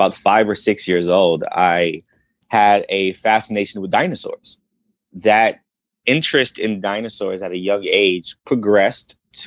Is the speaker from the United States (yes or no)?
yes; New York City, New York, United States; I grew up in the South Bronx